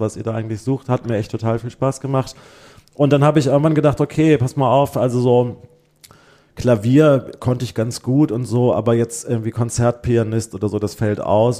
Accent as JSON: {"language": "German", "region": "Bremen", "country": "Germany", "tie": "born or raised there", "also_born_or_lived": "Limburg", "said": "in Bremen, wir sind dann von Limburg nach Bremen gezogen, da habe ich dann irgendwie so meine gymnasiale Zeit gemacht, Abitur gemacht"}